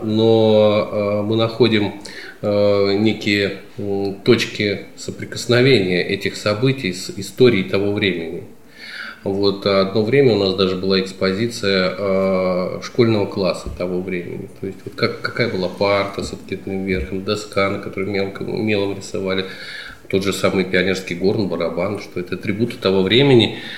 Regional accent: Smolensk Oblast, Russia; я родился не на Смоленщине, но уже очень давно живу, уже 40 лет живу здесь, на Смоленщине. И здесь учился в школе, в ВУЗе.

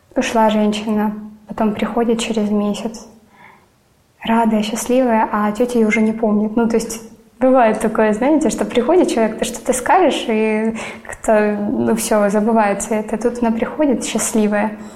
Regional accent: Donetsk, Donetsk Oblast, Ukraine; moved away as an adult; now in Sevastopol, Crimea; Я родилась и выросла в Донецке

